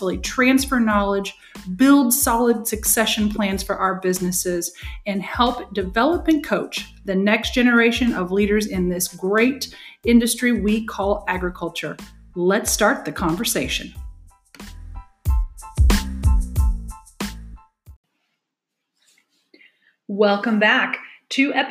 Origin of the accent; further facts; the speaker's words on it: Hoopeston, Illinois, United States; moved away as an adult; also born or lived in central Indiana; now in Indiana, United States; I grew up in central Illinois in a town called Hoopston. I live in central Indiana now, barely 2 hours away from where I grew up